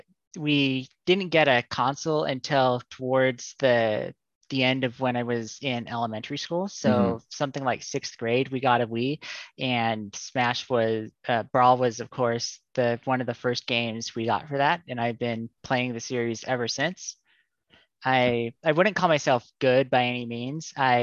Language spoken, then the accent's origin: English; Salt Lake City, Utah, United States; I'm calling from the Salt Lake City, Utah area.